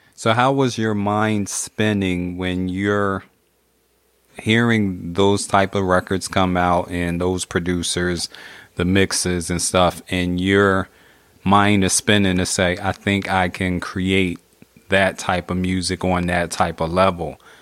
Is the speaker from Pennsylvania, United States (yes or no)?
yes; Philadelphia, Pennsylvania, United States; I'm in Philly, so I grew up in Philly